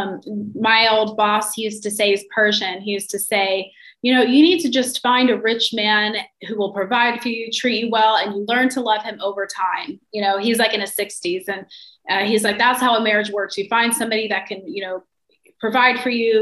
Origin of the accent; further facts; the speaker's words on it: North Carolina, United States; moved away as an adult; also born or lived in New York City; I'm from North Carolina, and I moved to New York City for college when I was 18